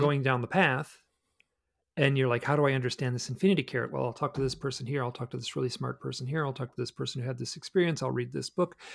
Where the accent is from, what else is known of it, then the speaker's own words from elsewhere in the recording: Michigan, United States; moved away as an adult; also born or lived in New York City / Alaska; I grew up in the Midwest